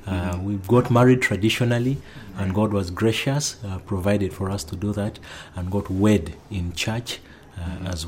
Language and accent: English; Northern Region, Uganda; now in Kampala, Uganda; I come to you from Kampala and born and raised in northern Uganda